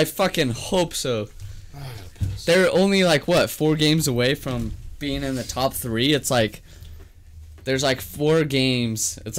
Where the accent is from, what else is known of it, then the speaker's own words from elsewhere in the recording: the South, United States; accent: southern; my southern accent started to come back